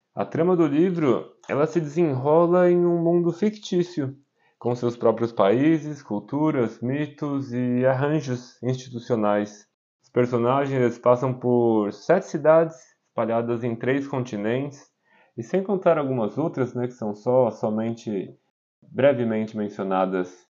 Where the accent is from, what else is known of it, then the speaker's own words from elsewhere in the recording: São Paulo, Brazil; moved away as an adult; also born or lived in Caraguatatuba, Brazil / India / Italy; now in Augsburg, Germany; nasci na cidade de Caraguatatuba, em São Paulo. Sou caiçara, apaixonado pela cultura do litoral, mas cresci e morei na capital durante muitos anos da minha